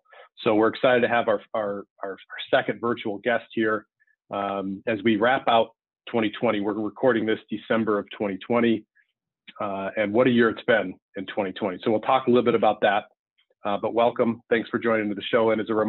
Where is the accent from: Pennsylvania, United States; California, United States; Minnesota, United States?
Minnesota, United States; Minneapolis; here in my hometown of Minneapolis, Minnesota.